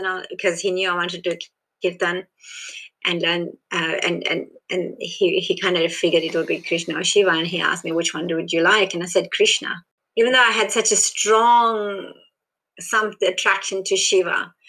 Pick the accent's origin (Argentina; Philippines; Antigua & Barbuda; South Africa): South Africa; born there; Born in South Africa as Indian, you're not South African. Like, in South Africa, you kind of like regarded Indian.